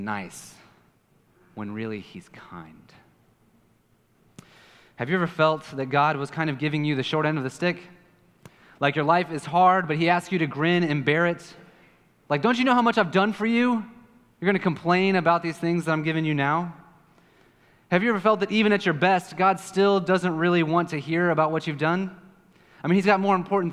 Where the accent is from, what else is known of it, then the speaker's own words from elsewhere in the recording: Kansas City, United States; now in Puerto Rico; I'm from Kansas City